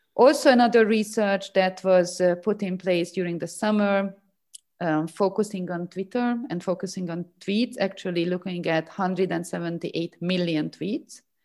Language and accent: English; Hungary; my home country. So Hungary